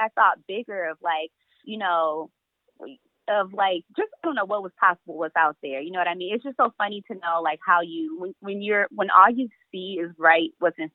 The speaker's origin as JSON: {"language": "English", "town": "Detroit", "region": "Michigan", "country": "United States", "said": "I'm from Detroit"}